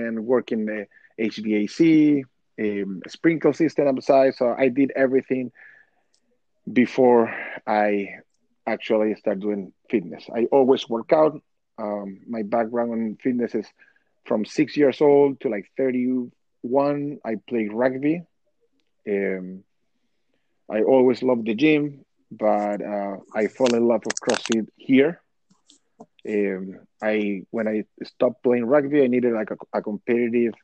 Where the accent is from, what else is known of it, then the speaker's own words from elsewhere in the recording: Chile; moved away as an adult; now in United States; I grew up in Chile.